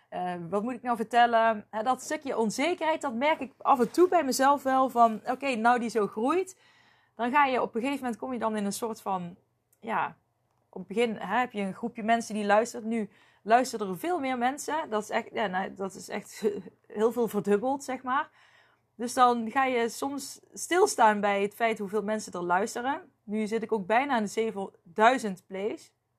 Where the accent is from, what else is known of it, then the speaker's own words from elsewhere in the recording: North Brabant, Netherlands; accent: Brabants; ik heb me nooit geschaamd voor mijn Brabants accent